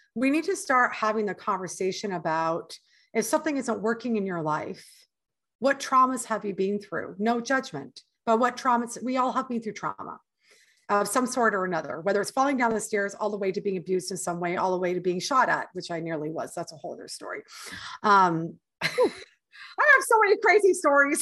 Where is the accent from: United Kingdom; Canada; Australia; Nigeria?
Canada; moved away as an adult; now in United States; I'm Canadian and I've already lived in your country for seven years